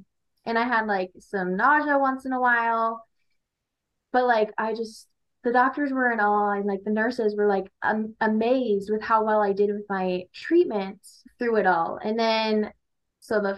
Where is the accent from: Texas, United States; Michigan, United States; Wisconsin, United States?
Michigan, United States; Armada; now in Shelby Township, United States; I am from Armada, Michigan. I live around Shelby Township currently